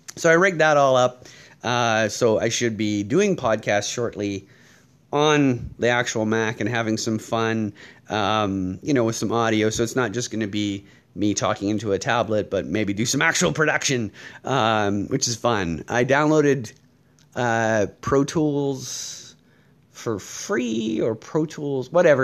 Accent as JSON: {"language": "English", "country": "Canada"}